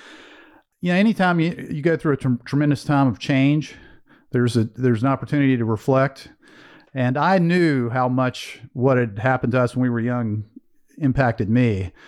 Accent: Greensboro, North Carolina, United States; But so I was raised in Greensboro, North Carolina. My father was a blue collar factory guy.

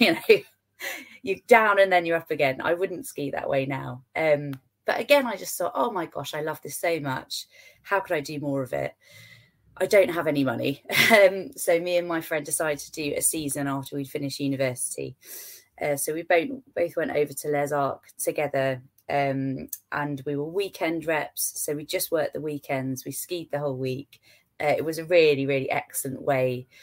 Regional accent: Hemel Hempstead, East of England, United Kingdom; I grew up in Hemel Hempstead, so we did actually have a dry ski slope

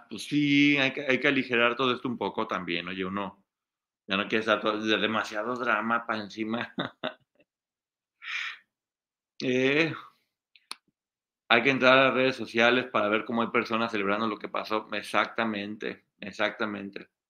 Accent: Aguascalientes, Mexico; born there; also born or lived in Guadalajara, Mexico; Sí, ahí nací, nací en Aguascalientes.

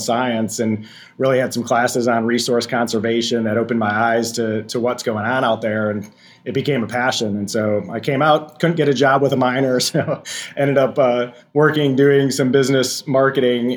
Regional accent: Racine, Wisconsin, United States; I'm from Racine, Wisconsin, which is on the southeast side

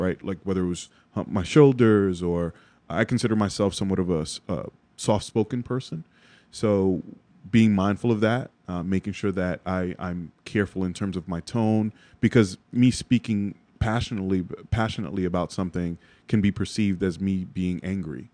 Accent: New York City, New York, United States; also born or lived in Jersey City, New Jersey; in Bronx native

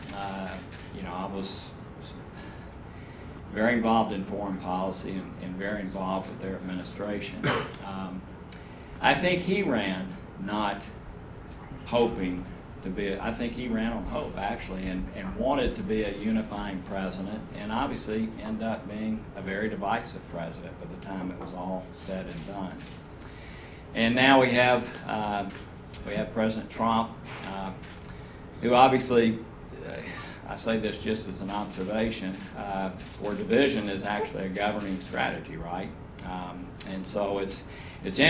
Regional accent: Chattanooga, Tennessee, United States; my hometown is Chattanooga

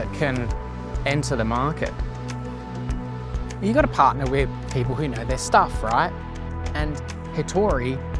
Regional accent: Sydney, New South Wales, Australia; I'm from Sydney, and I'm in Melbourne today.

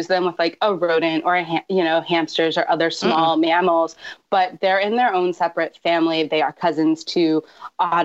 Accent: Georgia, United States; now in California, United States; I grew up in Georgia where they're legal pets

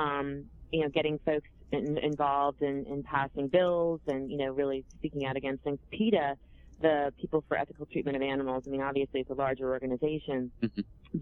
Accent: Vermont, United States; I'm from Vermont. We don't talk like that.

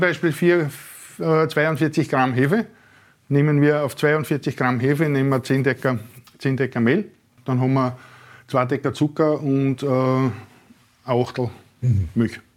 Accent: Neudörfl, Burgenland, Austria; ich bin aus Neudörfel

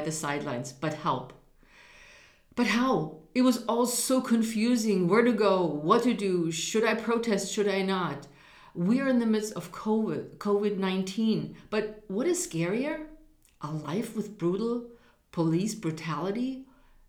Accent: Germany; now in United States; I was raised in Germany where an underlying racial bias around people of color existed.

